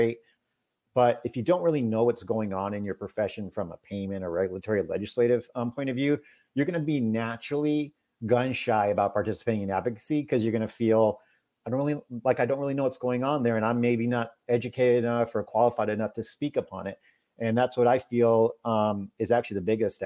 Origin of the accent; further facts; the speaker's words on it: Houston, Texas, United States; I'm from Houston